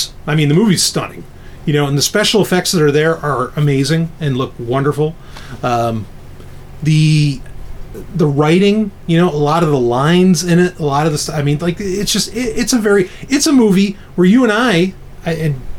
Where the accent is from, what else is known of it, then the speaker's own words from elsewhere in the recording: New York City, New York, United States; of course I grew up in New York